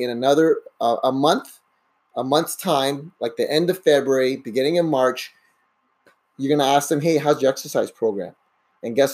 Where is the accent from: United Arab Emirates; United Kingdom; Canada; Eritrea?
Canada; also born or lived in Brazil; I pretty much grew up in Canada